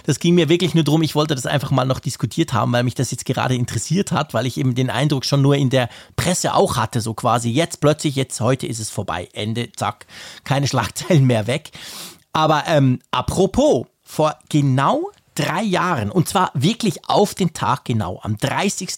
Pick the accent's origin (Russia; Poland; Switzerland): Switzerland; wir als Schweizer